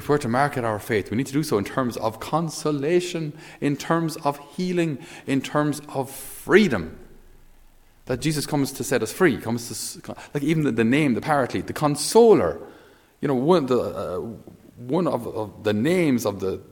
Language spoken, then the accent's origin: English; Ireland